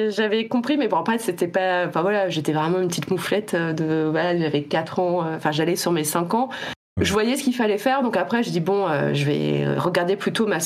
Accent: Reims, Grand Est, France; je dis de Reims. Voilà, je viens de Reims. parce que c'est là où j'ai vécu le plus longtemps avant, avant ma vie d'adulte.

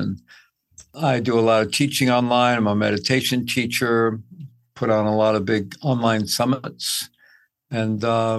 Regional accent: Midwest, United States; also born or lived in South America; I grew up in the Midwest. I've lived all over, lived in South America for quite a bit while I was young.

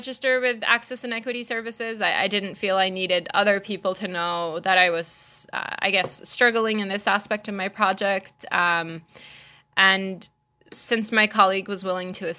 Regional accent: Malaysia; moved away; When I grew up in Malaysia, I did go to a private school

